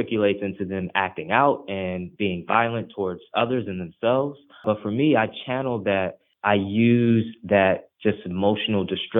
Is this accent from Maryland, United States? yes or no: no; Ferguson, Missouri, United States; first language Haitian Creole; English is a second language; I'm originally from the Ferguson, Missouri area